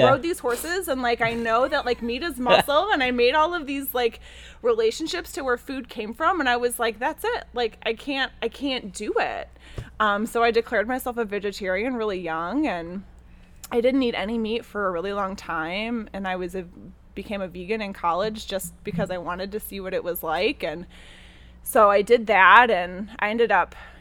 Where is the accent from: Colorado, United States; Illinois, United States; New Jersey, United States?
Illinois, United States; Chicago; I grew up in Chicago itself, like downtown Chicago